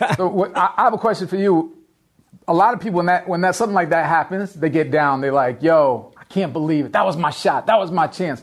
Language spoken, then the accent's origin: English; Miami, Florida, United States; I grew up in Miami.